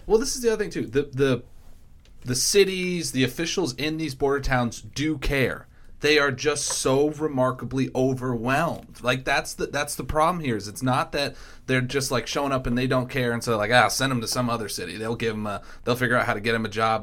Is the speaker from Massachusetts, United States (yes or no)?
yes; Massachusetts, United States; moved away; Dylan Fernandez, who's actually the state rep in Massachusetts who covers my hometown